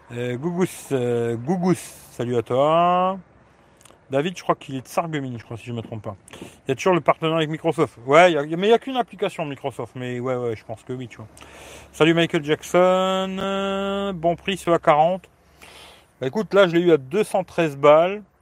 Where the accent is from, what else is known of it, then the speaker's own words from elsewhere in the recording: Grand Est, France; now in Italy; Ouais, je suis de Lorraine, mais là, je suis en Italie.